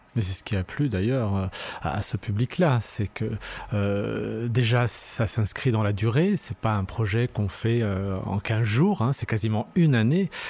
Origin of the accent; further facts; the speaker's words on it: Lyon, Auvergne-Rhône-Alpes, France; also born or lived in Saint-Priest; Je suis né à Lyon, mais euh, d'origine euh, algérienne, euh, kabyle